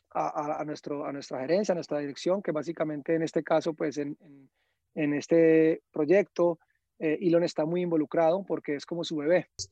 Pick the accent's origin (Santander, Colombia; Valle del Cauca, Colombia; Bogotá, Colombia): Valle del Cauca, Colombia; Cali; now in United States; yo crecí, yo nací en el 84, yo crecí en los 90 en Cali